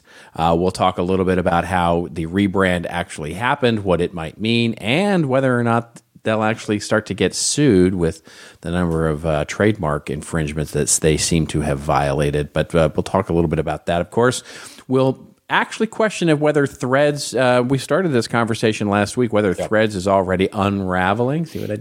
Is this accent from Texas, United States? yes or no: yes; Texas, United States; Country music has been a passion of mine since I grew up in Texas.